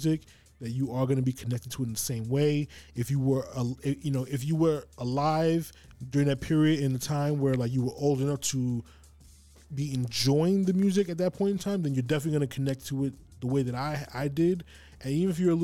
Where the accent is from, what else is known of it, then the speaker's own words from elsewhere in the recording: New York City, New York, United States; I grew up uptown in Harlem, Manhattan